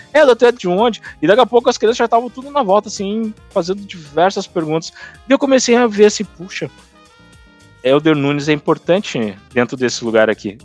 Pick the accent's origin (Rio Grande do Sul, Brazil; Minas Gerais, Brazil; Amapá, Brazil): Rio Grande do Sul, Brazil; eu sou do Rio Grande do Sul